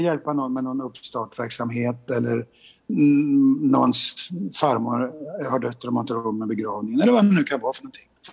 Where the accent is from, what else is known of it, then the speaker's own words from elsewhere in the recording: Sweden; vi som svenskar